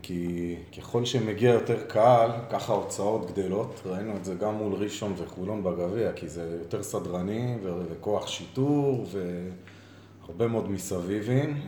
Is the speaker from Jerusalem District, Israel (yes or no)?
no; Beersheba, Southern District, Israel; moved away; also born or lived in central Israel; באר שבעי במקור, נולדתי בבאר שבע